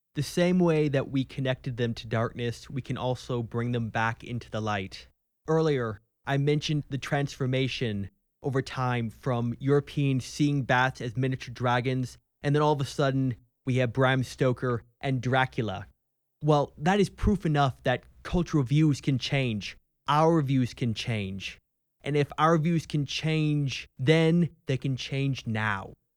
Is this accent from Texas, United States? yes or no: yes; Texas, United States; I'm a Texan. I love Texas